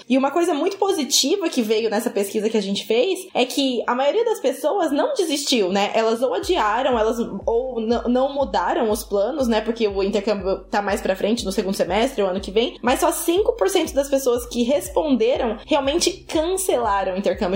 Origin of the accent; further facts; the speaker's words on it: Brazil; a gente é brasileiro